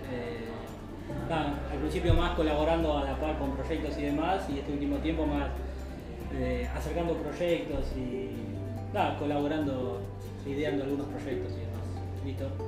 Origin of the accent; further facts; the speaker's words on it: Río Cuarto, Córdoba, Argentina; de Rio Cuarto, de Córdoba.